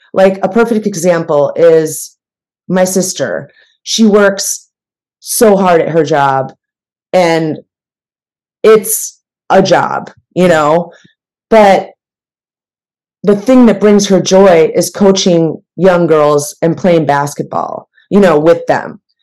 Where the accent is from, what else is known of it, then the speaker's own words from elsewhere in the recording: Midwest, United States; also born or lived in New York; now in Los Angeles, United States; I'm from the Midwest